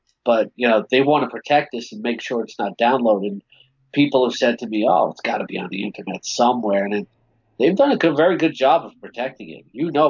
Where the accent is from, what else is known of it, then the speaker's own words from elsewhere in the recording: New York City, New York, United States; I'm from Queens like Gene and Paul.